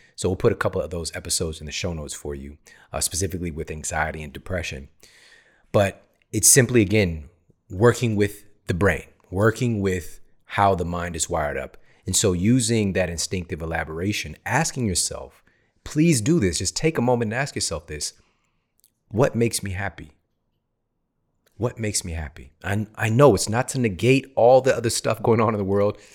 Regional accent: St. Louis, Missouri, United States; moved away as an adult; also born or lived in Ferguson, Missouri; now in California, United States; I grew up in the Midwest, S T L

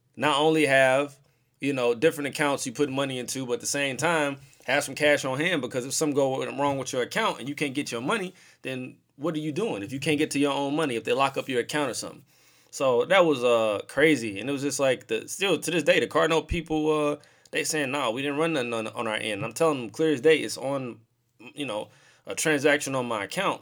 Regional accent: St. Louis, Missouri, United States; I'm from St. Louis, I live in St. Louis

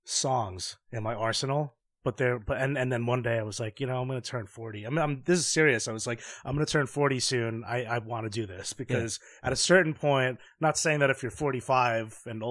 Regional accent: New York, United States; as a New Yorker

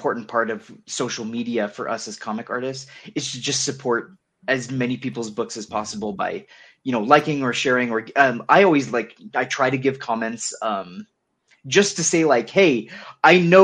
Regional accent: United States; I'm fucking American

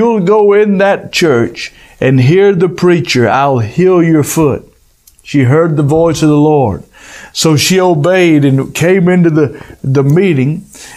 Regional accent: United States; me being an American

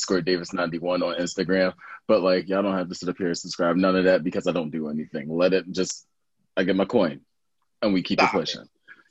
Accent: Philadelphia, Pennsylvania, United States; I'm from Philly.

